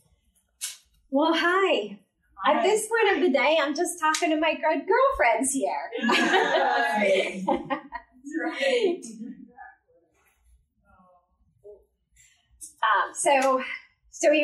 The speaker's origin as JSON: {"language": "English", "region": "New Jersey", "country": "United States", "tie": "born or raised there", "said": "I grew up in New Jersey, pretty standard, happy home"}